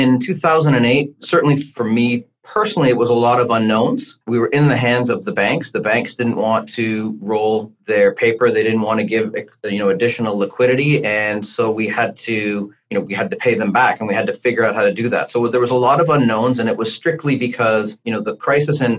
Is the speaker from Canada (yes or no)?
yes; Hamilton, Ontario, Canada; also born or lived in Toronto; I grew up in the West End in the Hammer in Hamilton